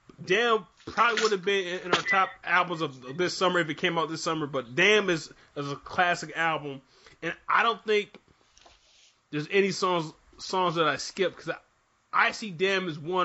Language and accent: English; Michigan, United States; even though I'm from Michigan